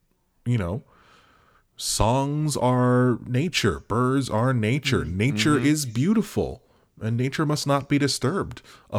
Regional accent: Australia; I forgot to tell you, I grew up in Australia.

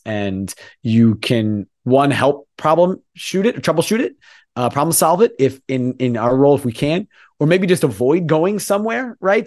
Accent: United States; As an American who grew up being used to this, with baseball, with football, American football, with basketball

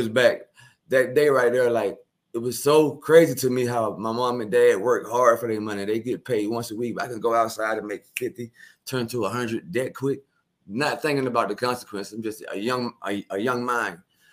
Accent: Milledgeville, Georgia, United States; also born or lived in Augusta, Georgia; I was born in Augusta, Georgia, 1983. My mom and dad moved to Milledgeville

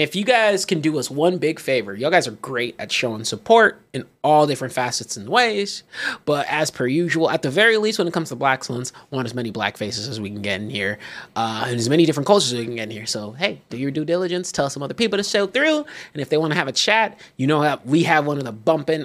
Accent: Texas, United States; I'm born and raised Texas

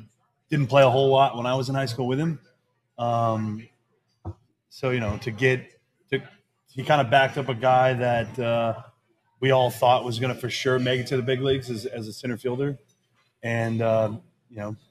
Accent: north of Atlanta, Georgia, United States; I was born and raised north of Atlanta

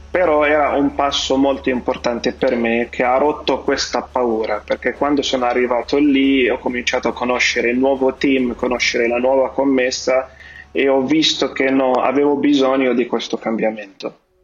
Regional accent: Lebanon; Italian is a second language; moved away as an adult; now in Italy; Io vengo dal Libano

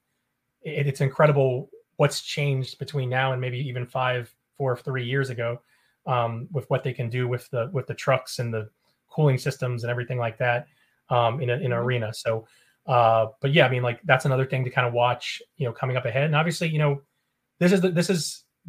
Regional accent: Baltimore, Maryland, United States; now in Tampa Bay, United States; I'm from Baltimore, which isn't a hockey town

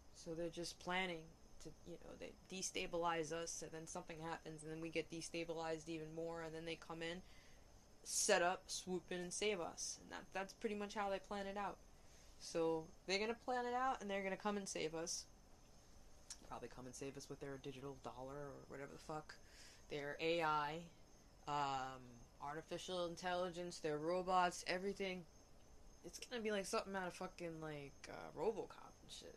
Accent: New York City, New York, United States; moved away; I grew up in Hell's Kitchen

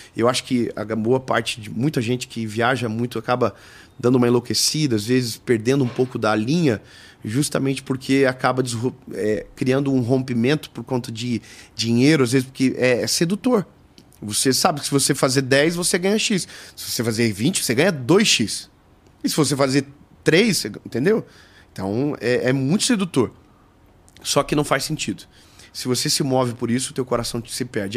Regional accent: Joinville, Santa Catarina, Brazil; Eu sou de Joinville, eu sou de uma cidade de 600 mil pessoas. Então, eu estaria extremamente feliz se ficasse só lá. Inclusive, eu nunca mudei, porque eu amo a minha cidade

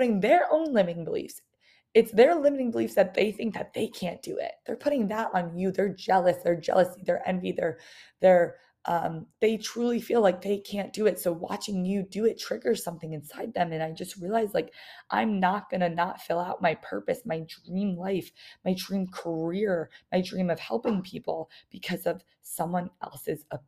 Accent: New York, United States; I was from New York

